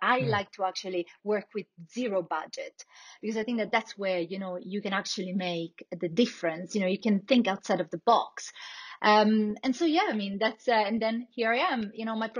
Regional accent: Italy; accent: Italian; English is a second language; moved away as an adult; also born or lived in Barcelona / Stockholm / Paris; I'm originally Italian, so, as you can hear from my accent

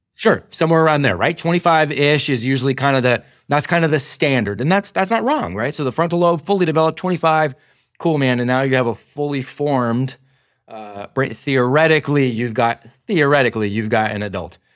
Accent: California, United States; my hometown in California

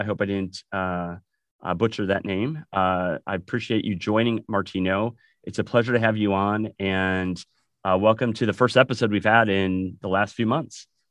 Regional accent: Wisconsin, United States; moved away as an adult; also born or lived in California; now in Southern California, United States; I'm originally from Wisconsin, as you can tell, and yeah. uh, moved to California about 20 years ago

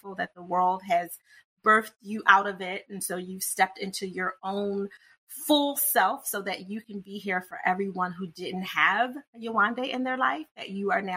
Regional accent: United States; I'm American

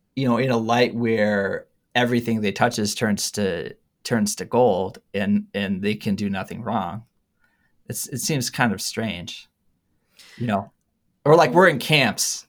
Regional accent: Harbor Springs, Michigan, United States; now in East Lansing, United States; my hometown in Harbor Springs, Michigan

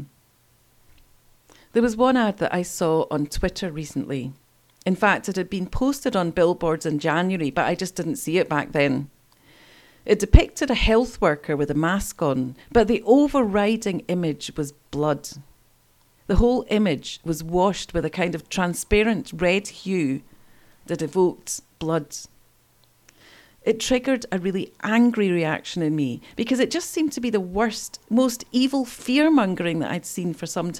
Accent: East Kilbride, Scotland, United Kingdom; I grew up in East Kilbride

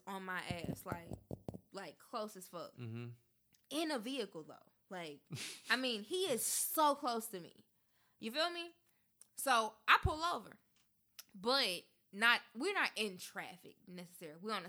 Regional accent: Memphis, Tennessee, United States; now in Nashville, United States; I'm from Memphis. I'm from the cloth of real nigga

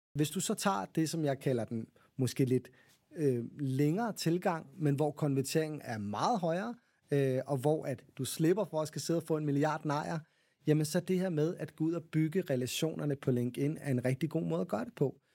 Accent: Copenhagen, Capital Region of Denmark, Denmark; jeg er også københavner

